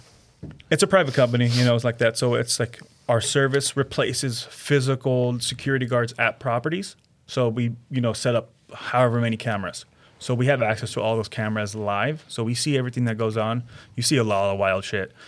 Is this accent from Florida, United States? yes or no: no; California, United States; I grew up in California until I joined the army